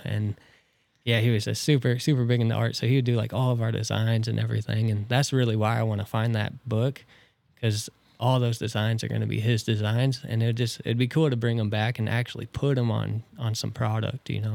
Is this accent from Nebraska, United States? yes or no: yes; Tilden, Nebraska, United States; also born or lived in Norfolk, Nebraska / Columbus, Nebraska / Neligh, Nebraska; born in Norfolk, raised in Tilden